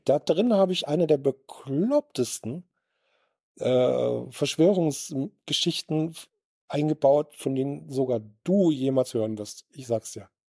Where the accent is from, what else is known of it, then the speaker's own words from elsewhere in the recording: Southern Germany, Germany; also born or lived in Sauerland; now in Bochum, Germany; ich bin ja aus Süddeutscher